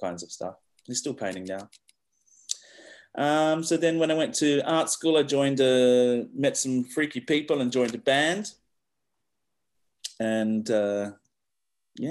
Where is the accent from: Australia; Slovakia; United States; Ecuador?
Australia; Western Australia; I grew up here in Western Australia in the hills